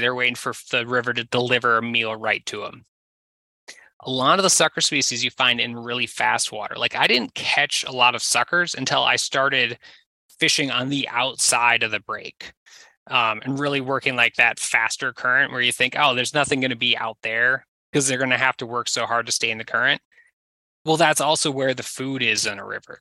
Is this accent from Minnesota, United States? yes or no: yes; southern Minnesota, United States; I was from southern Minnesota